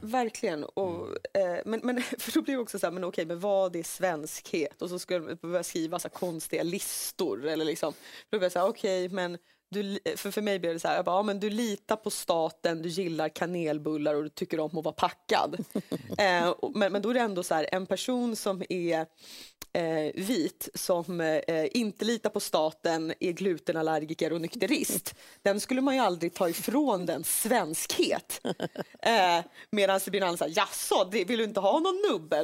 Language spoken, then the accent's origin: Swedish; Finland; now in Sweden; när jag säger Finland